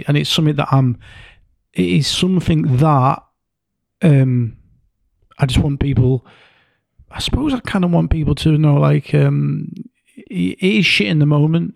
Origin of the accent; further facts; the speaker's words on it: Yorkshire and the Humber, United Kingdom; two blokes, you know, from Yorkshire, you're from East, I'm from North